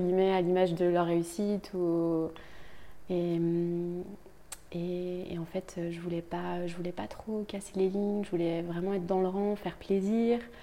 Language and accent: French; Brittany, France; je viens de Bretagne